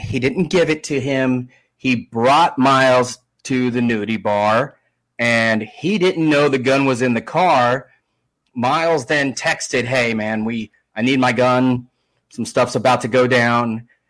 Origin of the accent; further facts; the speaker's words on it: Southern California, United States; now in Chattanooga, United States; I'm originally from Southern California